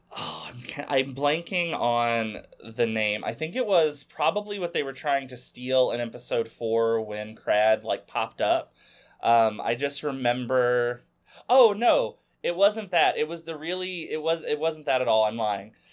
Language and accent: English; Arkansas, United States; used to be a hobby shop in my hometown in Arkansas